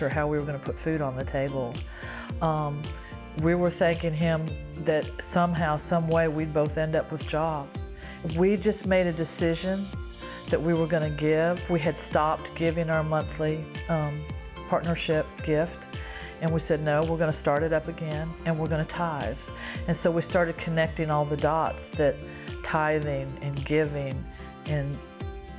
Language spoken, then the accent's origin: English; Greenville, South Carolina, United States; I'm from Greenville, South Carolina.